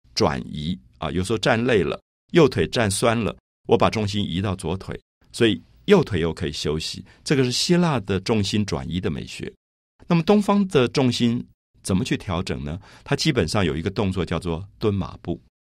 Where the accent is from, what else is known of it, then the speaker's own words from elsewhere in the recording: Taipei, Taiwan; 我记得我小时候在台北的大龙洞这个社区